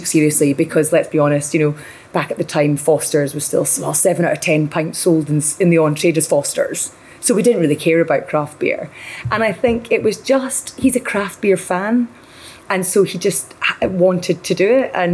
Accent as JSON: {"language": "English", "town": "Dundee", "region": "Scotland", "country": "United Kingdom", "said": "I'm from Dundee"}